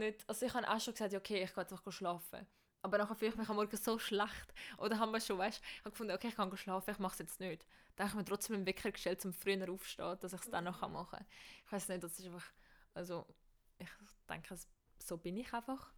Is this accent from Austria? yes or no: no; Switzerland; bei uns in der Schweiz